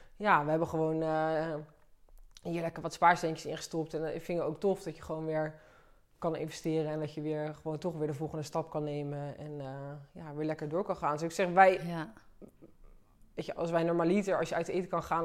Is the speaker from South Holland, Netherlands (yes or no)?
yes; Delft, South Holland, Netherlands; We komen allebei uit Delft